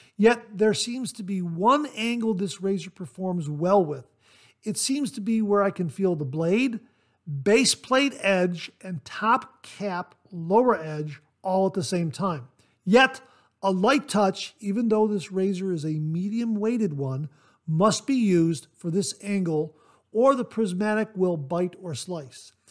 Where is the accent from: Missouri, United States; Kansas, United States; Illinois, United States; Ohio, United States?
Ohio, United States; I was born and raised in Ohio